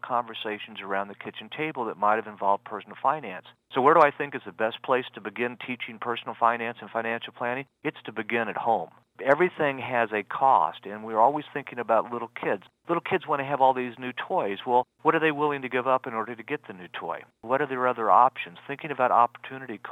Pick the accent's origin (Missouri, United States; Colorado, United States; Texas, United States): Missouri, United States; Liberty; Liberty, Missouri, which is what my hometown is